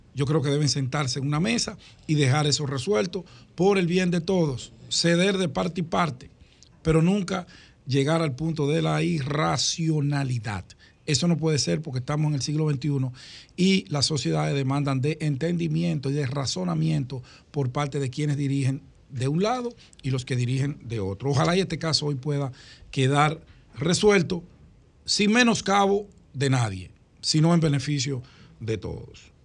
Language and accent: Spanish; Santo Domingo, Distrito Nacional, Dominican Republic; cerca de donde yo nací, en Cristo Rey